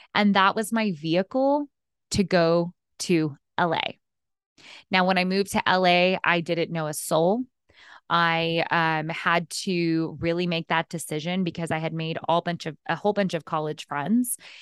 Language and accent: English; Texas, United States; moved away as an adult; also born or lived in New York City; now in Los Angeles, United States; Before L A, I lived in New York and I grew up in Texas